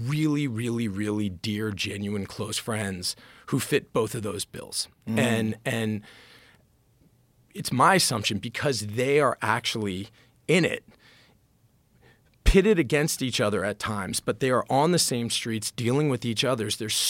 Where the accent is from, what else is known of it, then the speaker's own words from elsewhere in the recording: Washington, District of Columbia, United States; I'm very grateful for kind of how I grew up and where I grew up. I grew up in Washington.